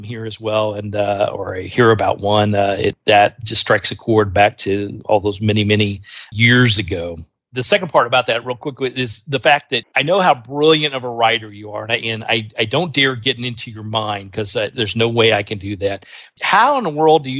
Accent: Indiana, United States; I grew up in Indiana

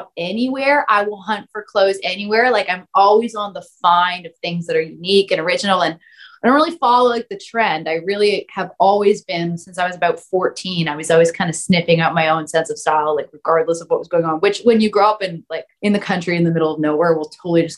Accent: Canada; I'm from Canada

